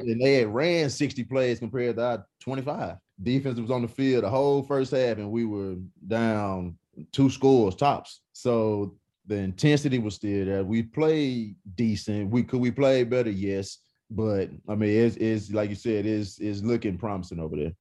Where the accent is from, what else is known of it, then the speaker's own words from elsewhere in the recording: East Texas, United States; I'm from East Texas